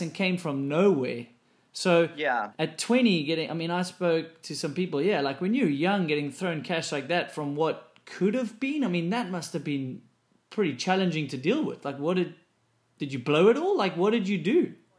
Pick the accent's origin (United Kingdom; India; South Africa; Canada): South Africa; moved away; Because I came from South Africa too